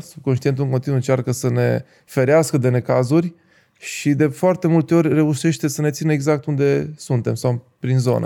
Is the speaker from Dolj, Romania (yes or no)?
no; Timișoara, Timiș County, Romania; moved away as an adult; also born or lived in Reșița; la 2 ani am luat decizia să mă mut la Timișoara. După care am crescut la Timișoara până la 20 și puțin de ani